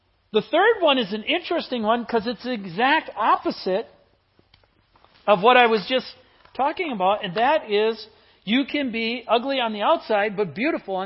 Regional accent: Midwest, United States; I grew up in the Midwest

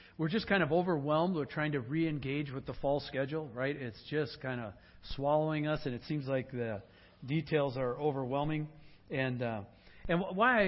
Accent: Sugar Bush, Wisconsin, United States; moved away; also born or lived in Luxemburg, Wisconsin; Ken and I grew up in Sugar Bush, Wisconsin together

